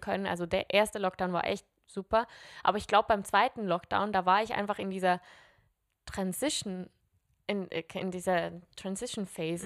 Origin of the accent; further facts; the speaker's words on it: Switzerland; now in Zurich, Switzerland; ich bin Schweizerin und ich, ich komme aus einem Land mit vier Landessprachen und ich spreche einfach nur